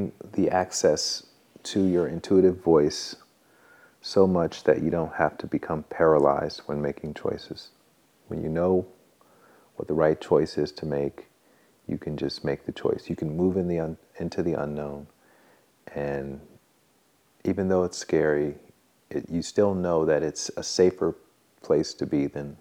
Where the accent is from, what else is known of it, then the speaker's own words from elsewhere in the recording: Alabama, United States; now in Santa Monica, United States; I'm from Alabama